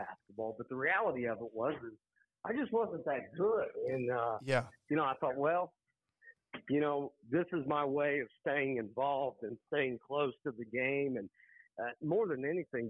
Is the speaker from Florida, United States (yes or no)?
no; Muncie, Indiana, United States; I grew up outside of Muncie. I went to Yorktown High School, played football and basketball.